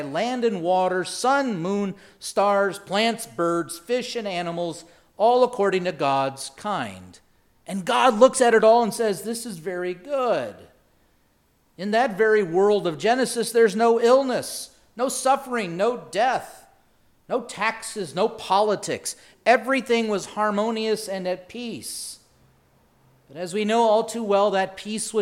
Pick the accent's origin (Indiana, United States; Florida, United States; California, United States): Indiana, United States; moved away as an adult; also born or lived in North Carolina / South Carolina / Wisconsin / Jerusalem; growing up in Indiana